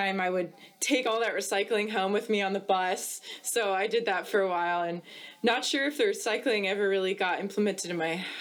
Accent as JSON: {"language": "English", "town": "Atlanta", "region": "Georgia", "country": "United States", "tie": "born or raised there", "said": "I grew up in Atlanta, Georgia"}